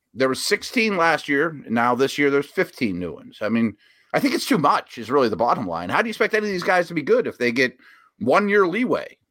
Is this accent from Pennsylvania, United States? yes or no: yes; Pittsburgh, Pennsylvania, United States; I've seen three head coaches in my lifetime in my hometown